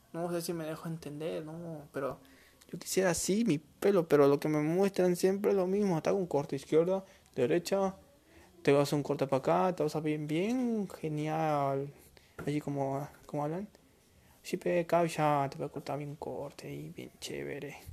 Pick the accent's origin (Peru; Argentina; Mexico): Peru; en mi país bueno en Perú